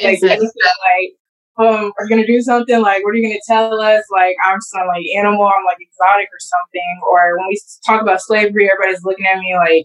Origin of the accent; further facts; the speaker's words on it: Kansas City, Missouri, United States; I'm from Kansas City, Missouri, born and raised.